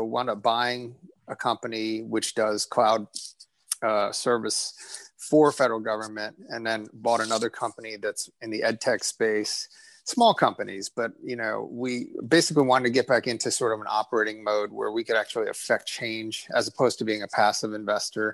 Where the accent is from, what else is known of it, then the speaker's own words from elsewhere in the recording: New Jersey, United States; I was born in New Jersey. My parents are both immigrants